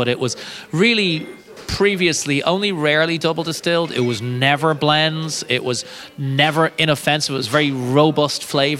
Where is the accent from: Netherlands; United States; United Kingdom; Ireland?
Ireland; being Irish.